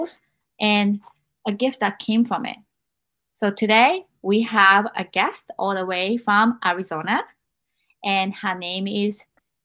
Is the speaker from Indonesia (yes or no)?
no; Japan; now in United States; I have experienced all of this growing up in Japan, and after I came to America